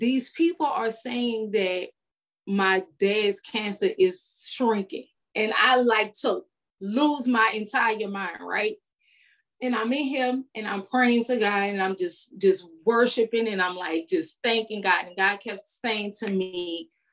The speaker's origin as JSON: {"language": "English", "town": "New Orleans", "region": "Louisiana", "country": "United States", "moved": "as an adult", "lives_now": "Houston, United States", "said": "I'm from New Orleans, so we out in the street till 6 o'clock in the morning."}